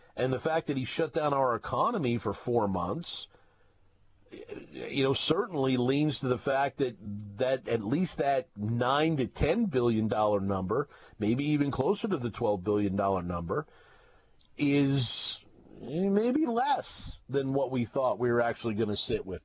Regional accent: the Northwest, Pacific Northwest, United States; I was from the Northwest

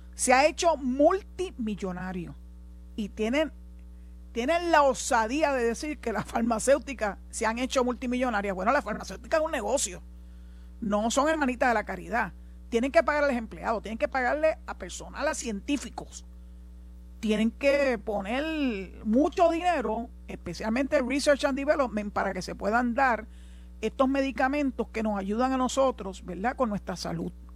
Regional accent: Puerto Rico; nosotros no tenemos aquí en Puerto Rico y somos igual ciudadanos americanos

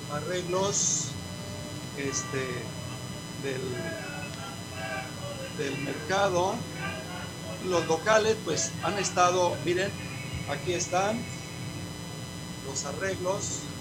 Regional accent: Mexico; para nosotros los mexicanos

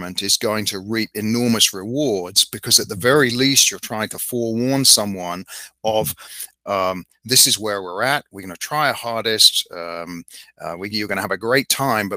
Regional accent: United Kingdom; being the Brit

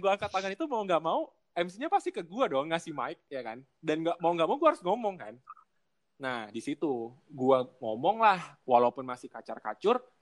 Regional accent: Aceh, Indonesia; jadi uh, eh, gue dari Aceh dari ibaratnya dari kampung gue tuh di Aceh tuh bukan di kotanya bahkan gue ke apa ibu kota provinsi aja tuh 12 jam

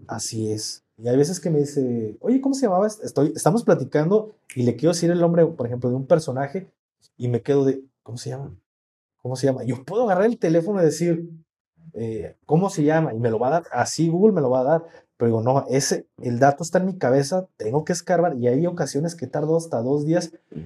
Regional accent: Mexico; somos mexicanos

